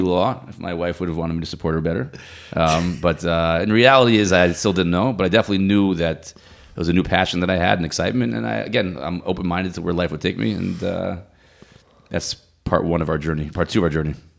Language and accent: English; Silver Spring, Maryland, United States; also born or lived in Boca Raton, Florida; now in Ramat Beit Shemesh, Israel; I grew up in Silver Spring, Maryland